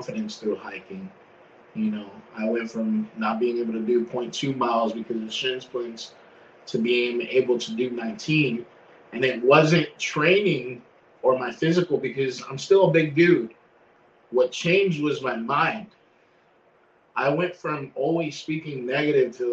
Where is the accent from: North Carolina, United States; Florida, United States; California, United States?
Florida, United States; I'm from Florida. I grew up in Florida my whole life.